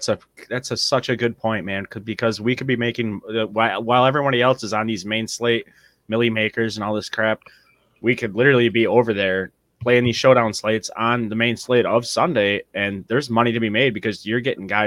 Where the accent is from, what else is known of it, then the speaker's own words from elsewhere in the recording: next to Oxford, Michigan, United States; Oxford High School in my right next to my hometown there.